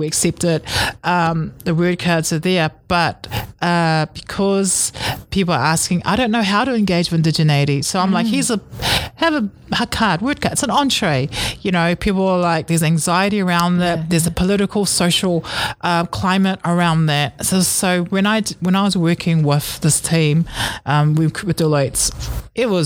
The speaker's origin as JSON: {"language": "English", "country": "New Zealand", "tie": "born or raised there", "said": "I grew up in a real Samoan way of living, and I was born in New Zealand."}